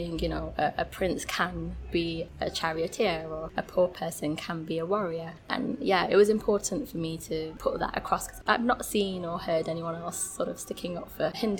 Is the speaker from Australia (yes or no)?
no; United Kingdom; growing up in Britain